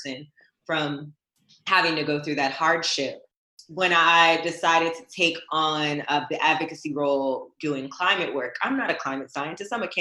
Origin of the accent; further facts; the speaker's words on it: United States; I am American, born and raised